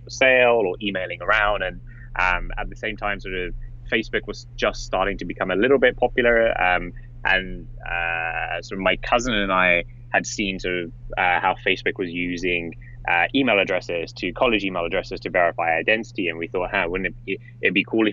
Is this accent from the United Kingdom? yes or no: yes; England, United Kingdom; moved away as an adult; I grew up in England, probably obvious from the way I sound, and I was in college in England